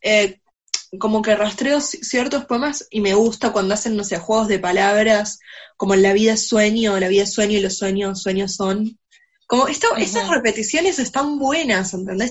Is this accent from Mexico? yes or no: no; Argentina